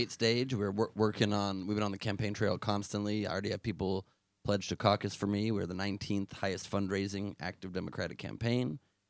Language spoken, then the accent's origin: English; Los Angeles, California, United States; I sound Southern, but I'm not. I'm from L.A. It's weird.